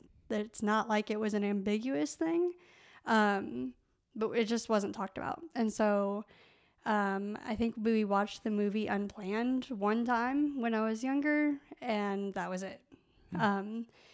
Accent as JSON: {"language": "English", "town": "Evansville", "region": "Indiana", "country": "United States", "said": "So I'm from Evansville, Indiana. I went to Evansville Christian School."}